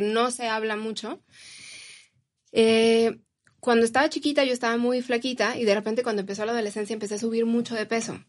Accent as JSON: {"language": "Spanish", "country": "Mexico", "said": "como mexicanos"}